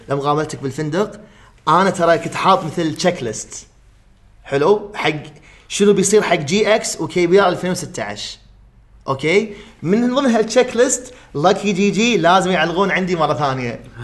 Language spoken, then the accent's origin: Arabic; Kuwait; عندنا بالكويت